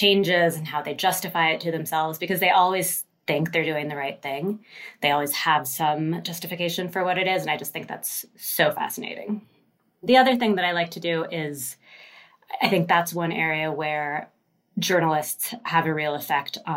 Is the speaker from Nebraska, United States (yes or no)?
no; Seattle, Washington, United States; I'm from Seattle